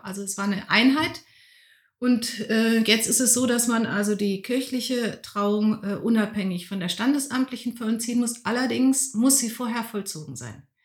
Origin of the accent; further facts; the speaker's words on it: North Rhine-Westphalia, Germany; moved away as an adult; also born or lived in Karlsruhe / Bonn / Berlin; now in Lütte, Germany; Und durch die Industrie ist mein Vater als Ingenieur an den linken Niederrhein gekommen. Da habe ja. ich katholisches, ländliches Umfeld als Kind ja. und Jugendliche kennengelernt